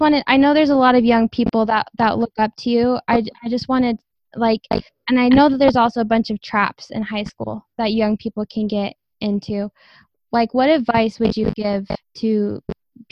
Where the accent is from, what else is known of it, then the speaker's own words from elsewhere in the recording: Idaho, United States; I'm from Idaho